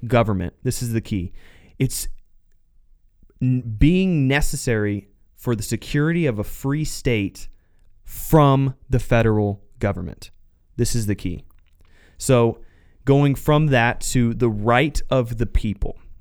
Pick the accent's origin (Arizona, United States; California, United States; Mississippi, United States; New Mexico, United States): Arizona, United States; Southern; also born or lived in Phoenix, Arizona; I was born and raised in Southern Arizona